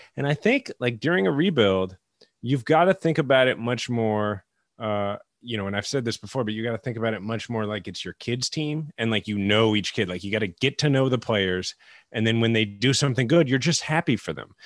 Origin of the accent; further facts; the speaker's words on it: Kansas City, Missouri, United States; myself growing up in Kansas City, where we don't have an NBA team